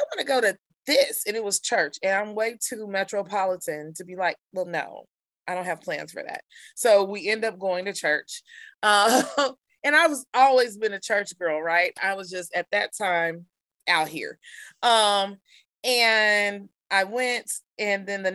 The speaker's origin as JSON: {"language": "English", "town": "Kansas City", "region": "Missouri", "country": "United States", "tie": "born or raised there", "said": "Kansas City, Missouri. So I'm a native Kansas Cityan"}